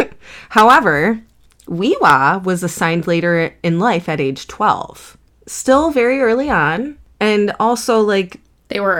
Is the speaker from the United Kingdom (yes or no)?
yes; United Kingdom; Everybody in Britain is frigid, and I'm British, so don't worry